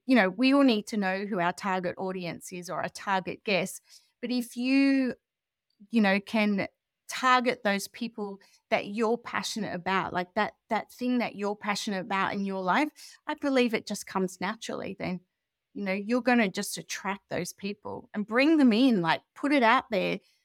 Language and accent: English; Australia; moved away as an adult; also born or lived in Europe; now in United Kingdom; I'm Australian, but I'd been traveling around Europe for a long time with my family, and I moved to the U K